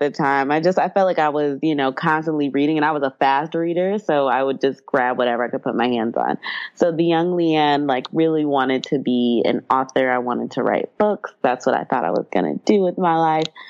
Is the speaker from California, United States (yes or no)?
no; Atlanta, Georgia, United States; now in New York City, United States; growing up in Atlanta